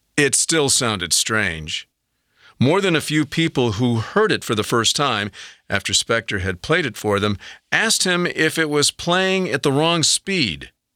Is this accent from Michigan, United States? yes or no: yes; Kalamazoo, Michigan, United States; Kalamazoo, Michigan, my hometown.